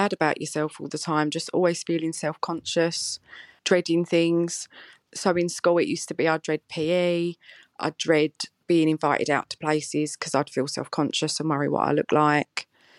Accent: East of England, United Kingdom; I'm 35 from Essex. I'm married with 2 boys and I'm a nurse.

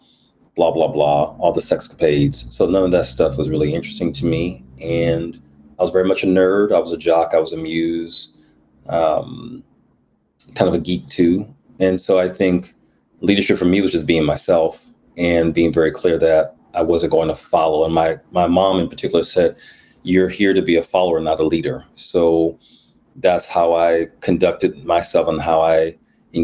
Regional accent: Milwaukee, Wisconsin, United States; also born or lived in New Jersey; I grew up in Milwaukee, otherwise known as the Mill, the 414, MKE, Bruce City

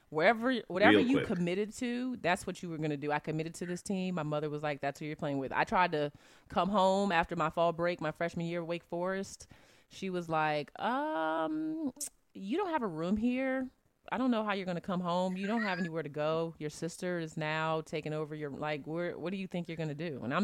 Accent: Virginia, United States; I'm from Virginia.

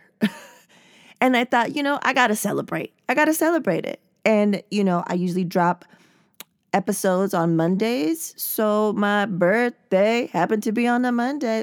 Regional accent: San Diego, California, United States; I was born and raised in San Diego

